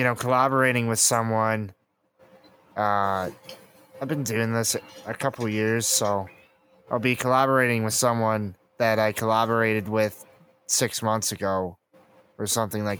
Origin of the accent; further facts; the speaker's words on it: Canada; I'm from Canada